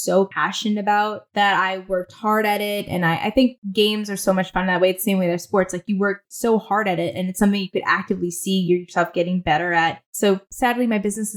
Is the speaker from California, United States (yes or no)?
no; Ridgefield, Connecticut, United States; also born or lived in Manhattan, New York; I was born in Manhattan, and then I like to say I was taken hostage and raised in Connecticut, but my parents decided to move to Connecticut.